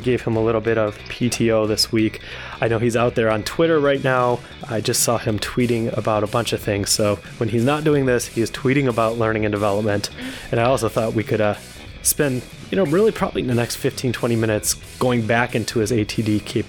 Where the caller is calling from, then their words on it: Dallas, Texas, United States; I'm calling in from Dallas, Fort Worth.